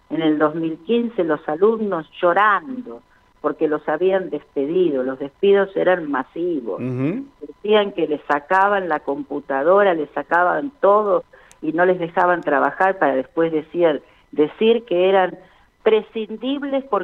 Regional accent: Chaco, Argentina; Como yo soy chaqueña, me había presentado como chaqueña en aquel momento.

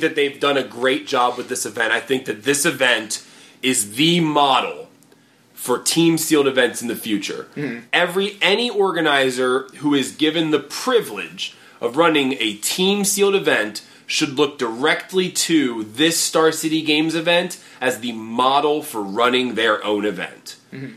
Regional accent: near Baltimore, Maryland, United States; moved away; to be down here in DC, you know, close to Baltimore, close to my hometown, but not necessarily there

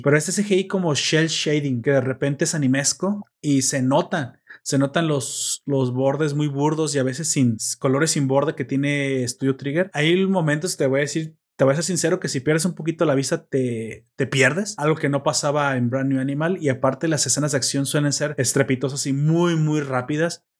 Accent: Mexico; yo soy mexicano

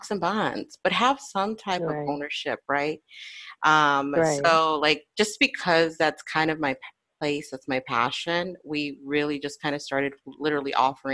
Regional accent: Florida, United States; I'm born and raised in Florida

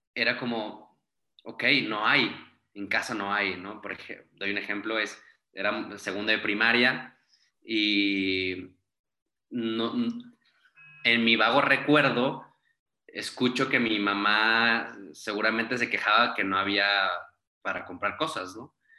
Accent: Saltillo, Coahuila, Mexico; moved away as an adult; now in Mexico City, Mexico; soy de Saltillo, Coahuila, eh, tengo ya viviendo en la Ciudad de México cinco años

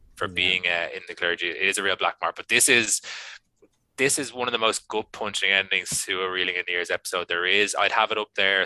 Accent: Ireland; I love being Irish

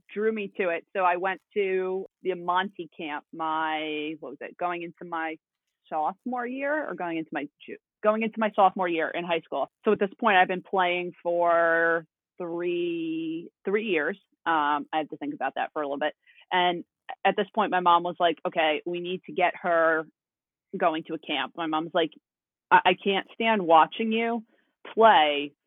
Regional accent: Hartsdale, New York, United States; I'm from Hartsdale. So anybody that knows, it's Hudson Valley region

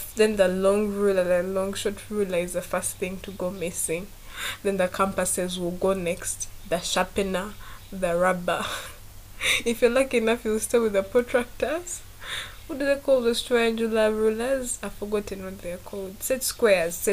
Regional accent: Masaka, Central Region, Uganda; I grew up from Masaka

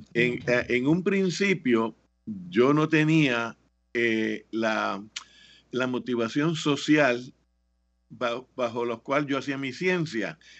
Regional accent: Mayagüez, Puerto Rico; moved away as an adult; also born or lived in Chapel Hill, North Carolina / Gainesville, Florida; yo nací en Mayagüez. Eh, me siento bien orgulloso de ser mayagüezano y de ser puertorriqueño. Yo eh, me eduqué en las escuelas públicas de Puerto Rico

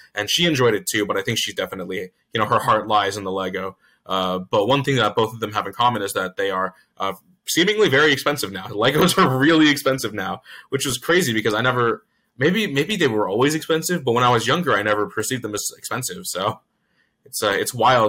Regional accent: Virginia Beach, Virginia, United States; also born or lived in Chesapeake, Virginia; I was born in Chesapeake, but I've been raised and grew up in Virginia Beach

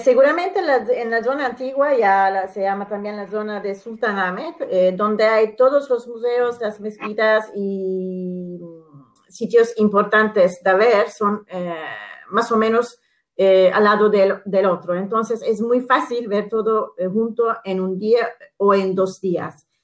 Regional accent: Istanbul, Turkey; Spanish is a second language; yo que soy una italiana, y eh, he nacido aquí, he vivido aquí

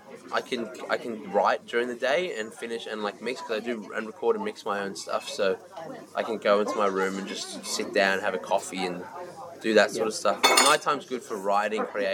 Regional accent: Sydney, New South Wales, Australia; moved away as an adult; now in Dublin, Ireland; in Australia, I always felt weird speaking to people

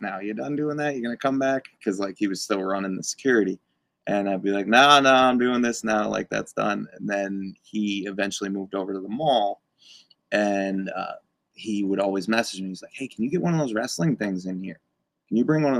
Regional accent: Scranton, Pennsylvania, United States; born or raised there

